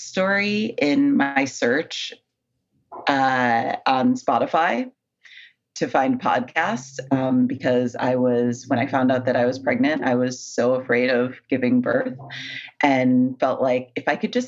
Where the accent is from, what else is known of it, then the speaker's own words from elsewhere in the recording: Buffalo, New York, United States; moved away as an adult; also born or lived in Manhattan, New York; now in Brooklyn, United States; I was born in Buffalo, so way, way upstate New York, basically Canadian. I moved to New York about 7 years ago